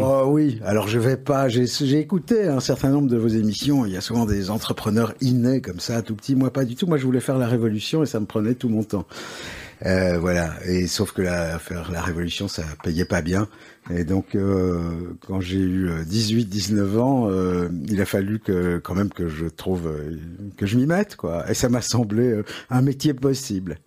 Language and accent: French; Paris, Île-de-France, France; accent: Parisian; now in Belgium; je suis né à Paris, mais c'est un hasard